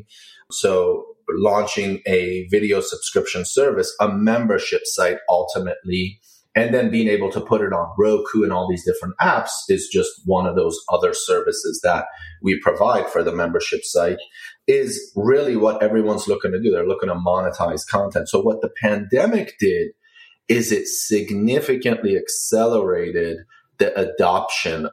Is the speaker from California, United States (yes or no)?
no; Maryland, United States; moved away as an adult; now in Washington, D.C., United States; I grew up pretty much in Maryland. I live in the city now in Washington, D.C.